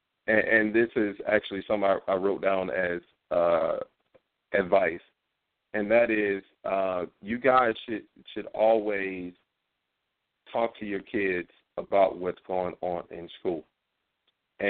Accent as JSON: {"language": "English", "town": "Norfolk", "region": "Virginia", "country": "United States", "tie": "born or raised there", "also_born_or_lived": "New York City / Manassas", "said": "Here in Virginia, in my hometown, Norfolk, Virginia"}